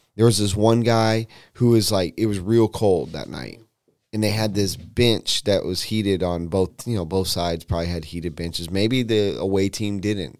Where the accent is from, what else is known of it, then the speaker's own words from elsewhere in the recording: West Coast, United States; moved away; I grew up on the West Coast